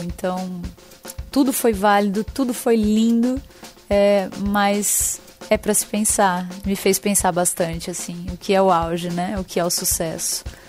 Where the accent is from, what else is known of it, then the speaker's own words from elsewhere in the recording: Brazil; eu tenho 15 anos e sou brasileira